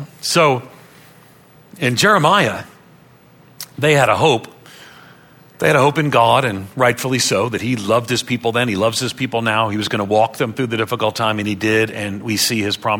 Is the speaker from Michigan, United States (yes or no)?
no; Long Island, New York, United States; moved away as an adult; also born or lived in Nashville, Tennessee; I grew up on Long Island outside of New York City